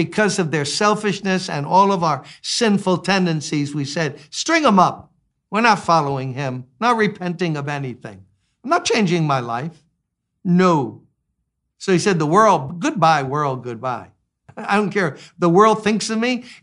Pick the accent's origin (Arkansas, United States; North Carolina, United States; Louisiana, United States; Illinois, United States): Louisiana, United States; We grew up in Louisiana. They got mosquitoes there.